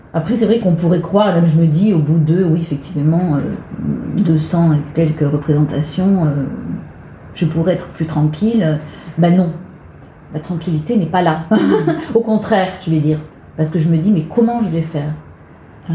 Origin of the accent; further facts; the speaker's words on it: Marseille, Provence-Alpes-Côte d'Azur, France; moved away as an adult; now in Paris, France; je suis née à Marseille, donc j'ai quitté le sud euh, pour venir à Paris pour, euh, pour chanter